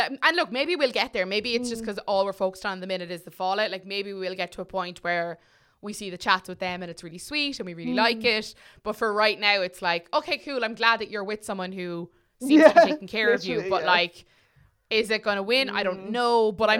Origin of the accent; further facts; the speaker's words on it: Ireland; I'm too Irish.